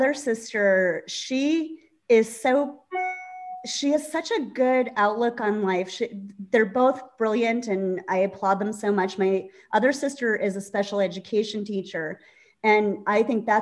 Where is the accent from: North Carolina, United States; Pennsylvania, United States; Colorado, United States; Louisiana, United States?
Pennsylvania, United States; Scranton; moved away; I'm from Scranton, Pennsylvania.